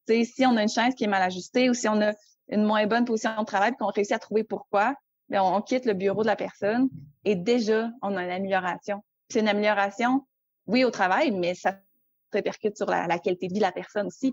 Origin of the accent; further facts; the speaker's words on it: Quebec City, Quebec, Canada; je viens de Québec, j'habite toujours à Québec euh, en temps normal